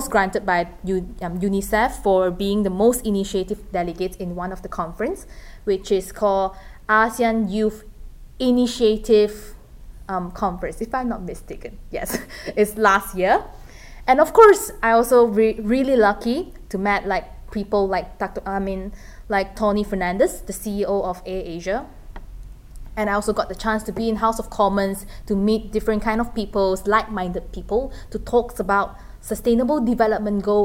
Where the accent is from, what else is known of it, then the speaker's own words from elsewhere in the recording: Malaysia; also born or lived in Philippines; now in United Kingdom; being a Malaysian who lives in the UK